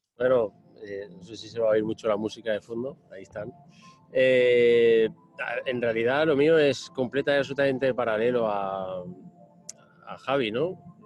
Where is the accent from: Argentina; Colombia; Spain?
Spain; Silla, Valencian Community; en mi pueblo se hiciese un velódromo, ¿no? El velódromo de Silla y allí me crié